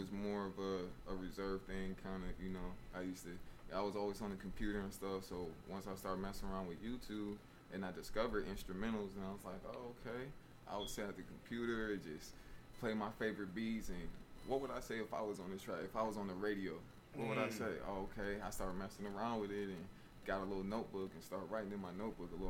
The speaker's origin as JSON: {"language": "English", "region": "New York", "country": "United States", "also_born_or_lived": "Charlotte, North Carolina", "moved": "yes", "lives_now": "Washington, United States", "said": "I'm originally from New York"}